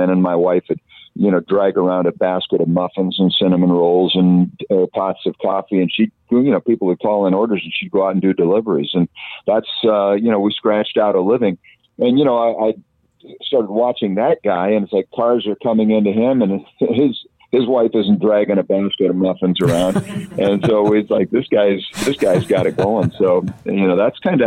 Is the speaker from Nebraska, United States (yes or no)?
yes; Omaha, Nebraska, United States; I grew up in Omaha